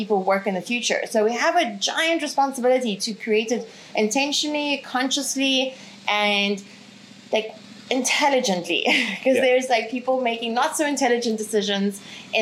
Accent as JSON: {"language": "English", "country": "South Africa", "tie": "born or raised there", "also_born_or_lived": "Ukraine", "moved": "as an adult", "lives_now": "Bali, Indonesia", "said": "I'm originally from Ukraine, grew up in South Africa, live in beautiful Bali at the moment."}